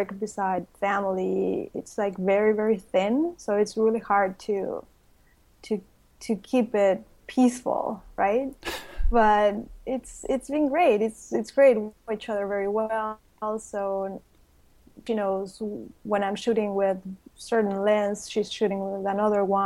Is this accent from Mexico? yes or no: yes; Mexico City, Mexico; now in Cancun, Mexico; I was born in Mexico City. And I've been living in Cancun for 25 years.